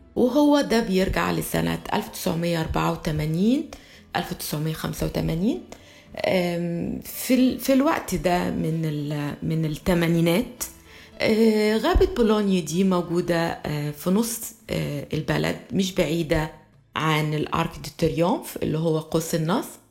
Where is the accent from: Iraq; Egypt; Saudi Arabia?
Egypt; moved away as an adult; also born or lived in France; كمصرية كنت لسه ببتدي حياتي في فرنسا سنة 84 وأنا عشت في فرنسا لغاية سنة 88